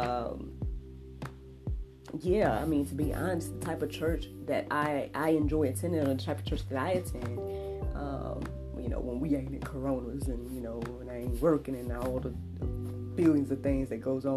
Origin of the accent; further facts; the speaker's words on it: Jackson, Georgia, United States; I grew up here in Georgia